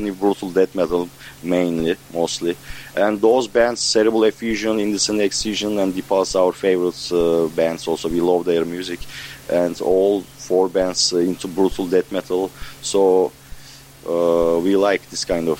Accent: Ankara, Turkey; We are from Ankara, is a capital.

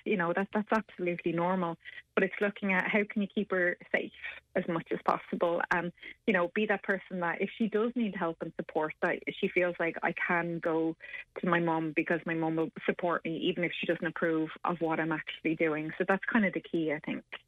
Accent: Ireland; us as Irish people

